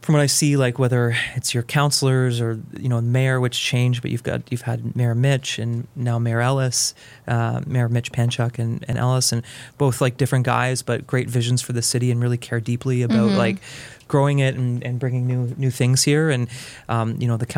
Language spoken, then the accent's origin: English; Fergus, Ontario, Canada; moved away as an adult; now in Belleville, Canada; I grew up in the Fergus Allura area